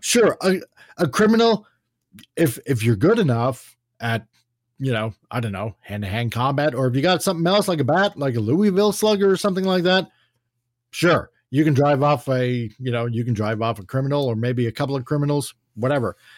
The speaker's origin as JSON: {"language": "English", "country": "Canada", "said": "my perspective as a Canadian looking at America, but also our experiences up here in Canada where we do have gun control"}